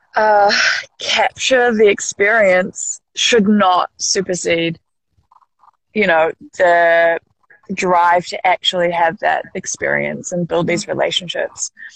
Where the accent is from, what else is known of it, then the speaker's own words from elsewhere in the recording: Auckland, New Zealand; I grew up in in West Auckland, which is the kind of like top, uh, like mid, uh, maybe just higher than mid part of the North Island.